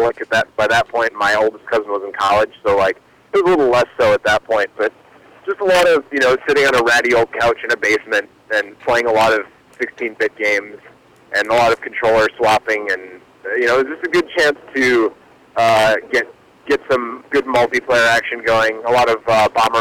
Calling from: Milwaukee, Wisconsin, United States; I'm calling from Milwaukee

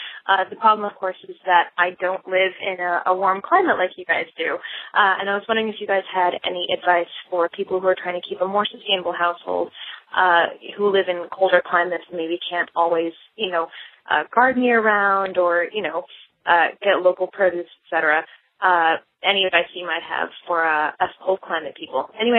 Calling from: Boston, Massachusetts, United States; I'm calling from Boston.

